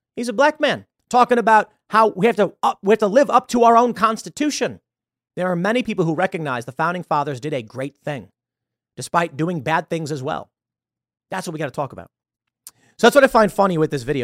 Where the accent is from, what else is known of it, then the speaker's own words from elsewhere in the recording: Chicago, Illinois, United States; also born or lived in New York; now in West Virginia, United States; I'm from Chicago